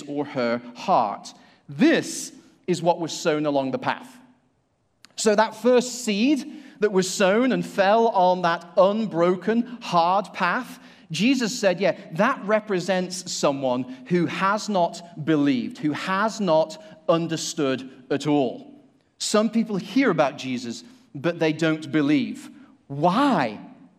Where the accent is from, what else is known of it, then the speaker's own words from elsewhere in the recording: Manchester, North West England, United Kingdom; now in Asheville, United States; I live in Asheville, and in fact, from the UK, I came from Manchester, so I'm a city slicker